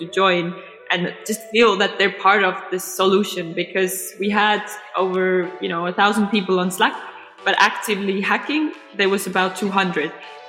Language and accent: English; Estonia; I'm from Estonia.